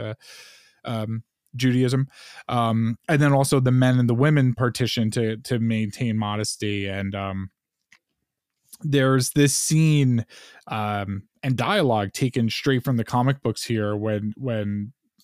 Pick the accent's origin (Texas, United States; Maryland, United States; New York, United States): New York, United States; Long Island; growing up on Long Island